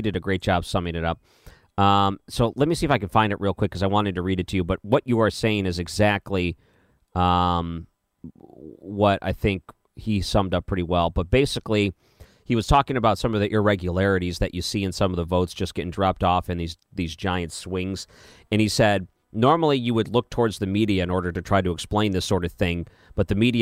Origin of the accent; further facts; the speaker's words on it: Detroit, Michigan, United States; moved away; I grew up in the Detroit area